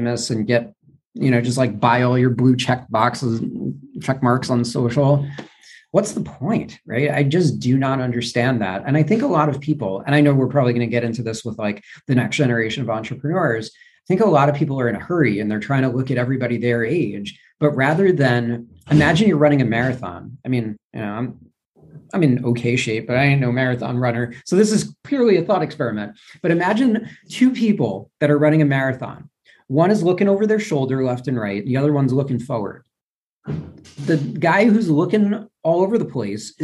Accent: New York, United States; moved away; also born or lived in Louisville, Kentucky; I'm from New York originally

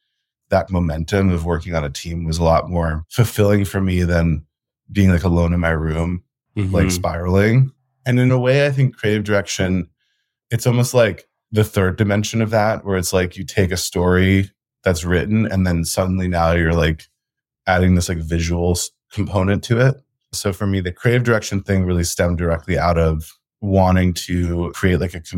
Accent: New York City, New York, United States; moved away as an adult; also born or lived in Colombia; I grew up in New York City, also went to college in New York City.

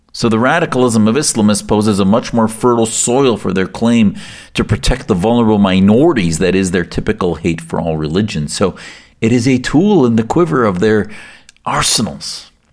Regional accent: United States; as the son of Syrian immigrants, And as an American whose family came to the U S for religious and political freedom back in the late sixties

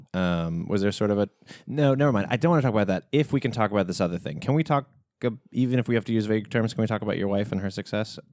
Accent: the South, United States; I'm from the South

